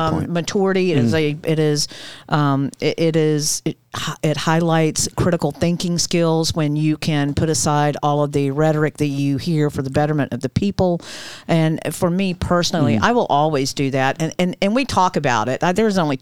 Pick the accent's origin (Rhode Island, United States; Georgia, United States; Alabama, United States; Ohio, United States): Georgia, United States; now in Volusia County, United States; growing up in the South that I did in Georgia